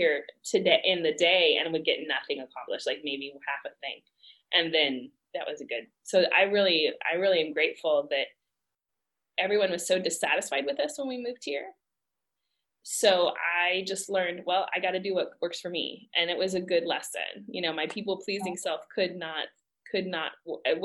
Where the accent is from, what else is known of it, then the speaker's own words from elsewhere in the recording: Texas, United States; moved away as an adult; also born or lived in Kyrgyzstan; I'm from Texas